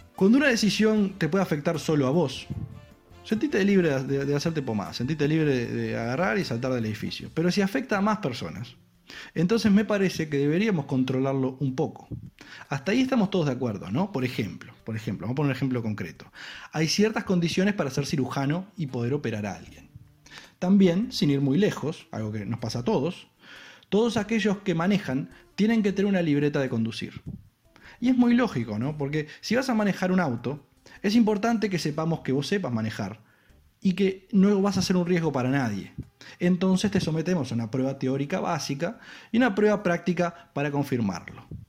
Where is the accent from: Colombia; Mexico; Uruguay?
Uruguay; como uruguayo